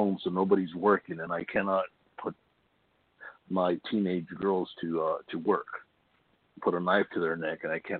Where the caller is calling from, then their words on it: Imperial Beach, California, United States; from Imperial Beach.